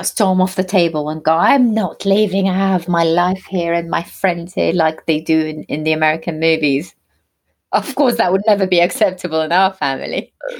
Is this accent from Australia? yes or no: no; Baghdad, Baghdad Governorate, Iraq; English is a second language; moved away as an adult; now in London, United Kingdom; I was born and brought up in Baghdad in the late 70s. I moved to the UK in 1997 when I was 20 years old. Today, I live in London, England with my wonderful husband, Steve, and my two daughters, Layla and Lydia.